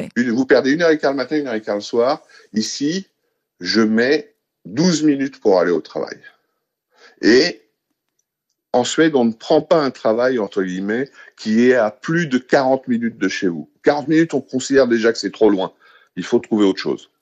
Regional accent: Paris, Île-de-France, France; moved away as an adult; now in Stockholm, Sweden; C'est ma ville. J'y suis né, j'y ai grandi

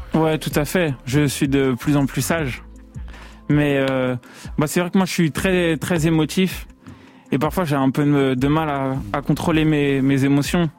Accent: Paris, Île-de-France, France; j'ai grandi vers Max Dormois à La Chapelle

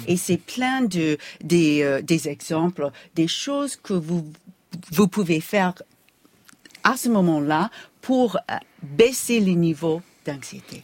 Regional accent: United States; accent: American; French is a second language; mon accent américain

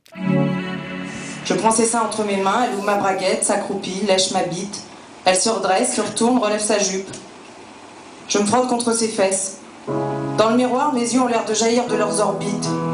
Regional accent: Paris, Île-de-France, France; je suis parisienne et en même temps, je suis d'origine géorgienne

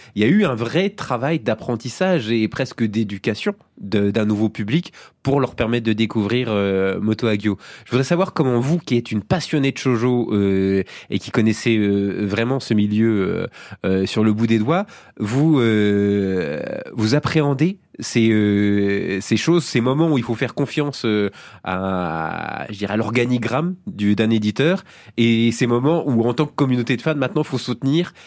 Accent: France

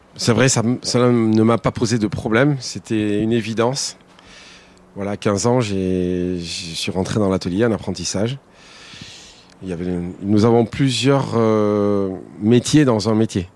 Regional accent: Basque Country, Nouvelle-Aquitaine, France; also born or lived in Landes; je suis basque par ma mère d'Arance, de Bayonne

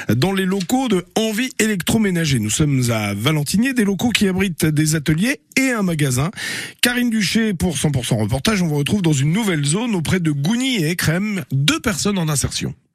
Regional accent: Algeria; moved away as an adult; now in France; je suis venu de l'Algérie. Euh, j'ai 4 ans ici en France.

